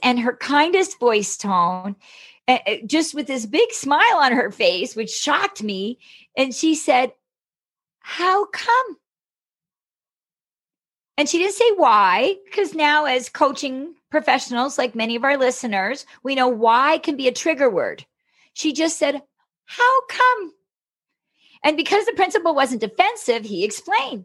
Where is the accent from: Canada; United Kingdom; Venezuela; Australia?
Canada; the kind of gal that's busted Uber into Canada as a Canadian